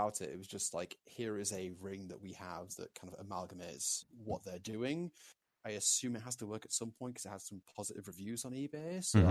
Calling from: Leeds, Yorkshire and the Humber, United Kingdom; from Leeds, UK.

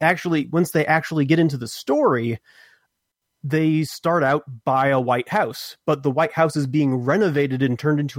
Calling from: Texas, United States; in Texas.

